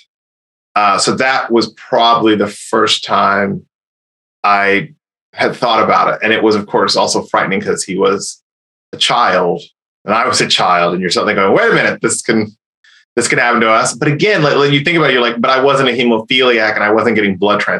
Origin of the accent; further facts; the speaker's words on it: Indiana, United States; I'm from Indiana.